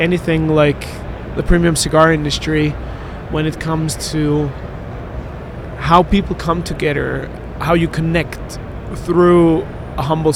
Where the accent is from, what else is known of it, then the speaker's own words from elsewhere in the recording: Vienna, Austria; moved away as an adult; also born or lived in London; Austria. I was born and raised in Vienna